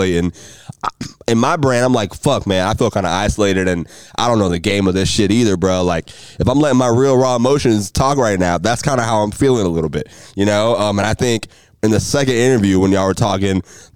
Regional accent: Jacksonville, Florida, United States; I grew up on the north side. I grew up on Dunn Avenue, Lim Turner

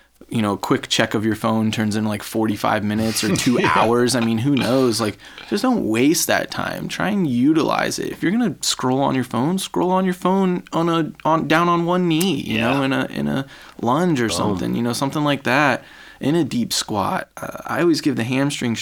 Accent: North Carolina, United States; I grew up in North Carolina

